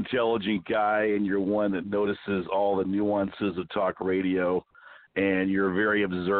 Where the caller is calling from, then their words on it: Arizona, United States; I am calling from my mountain stronghold here in Arizona.